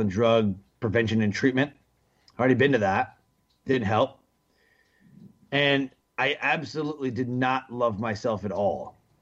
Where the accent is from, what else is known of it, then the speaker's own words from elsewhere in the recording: Detroit, Michigan, United States; I grew up in Detroit, Michigan